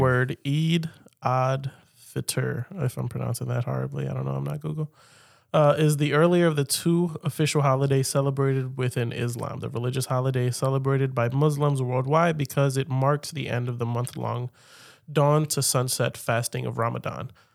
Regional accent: United States; as an American

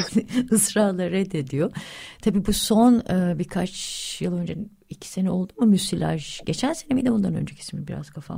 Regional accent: Yalova, Turkey; ben Yalavalıyım yani Yalava 70'lerde çocukluğumu geçirdim.

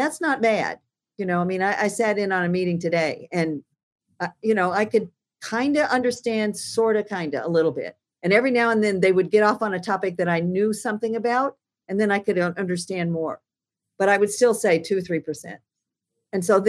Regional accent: United States; also born or lived in Alaska; I'm fundamentally American

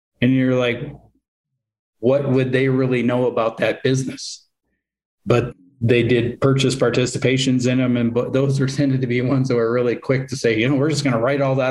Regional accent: Montana, United States; I would start out as an examiner out here in Montana and quickly had to deal with a couple of failures of small institutions around my hometown

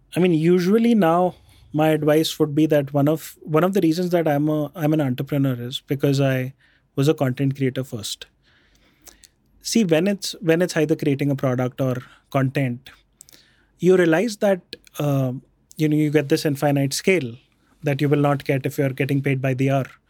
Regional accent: Jaipur, Rajasthan, India; also born or lived in Bikaner; So, we grew up in Jaipur. I was born in Bikaner. Then we grew up in, uh, Jaipur.

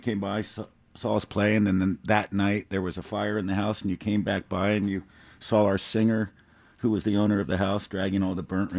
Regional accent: the Bay Area, California, United States; growing up in the Bay Area

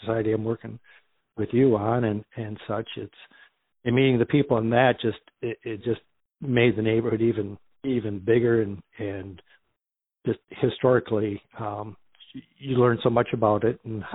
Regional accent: Bay City, Michigan, United States; now in Lansing, United States; I grew up in Bay City, up in Essexville, up in up there in the Mitten

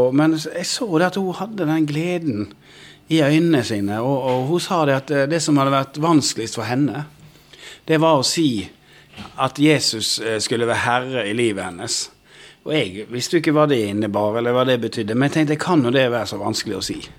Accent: Odda, Vestland, Norway; Jeg vokste opp inne i Odda i Hardanger

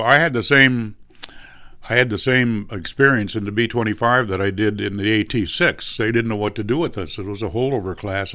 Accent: San Marino, California, United States; that's where I grew up in San Marino.

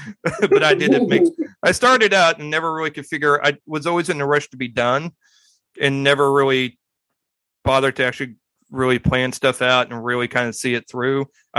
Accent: Midwest, United States; I'm from the Midwest and I'm still in the. I'm still in the biscuits and gravy area.

